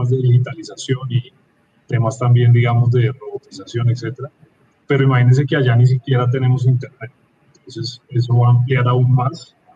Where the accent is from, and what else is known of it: Bogotá, Colombia